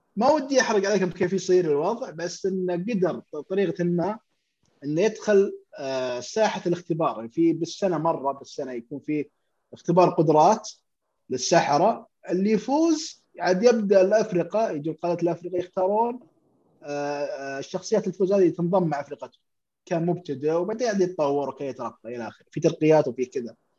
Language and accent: Arabic; Saudi Arabia; عندنا في السعوديه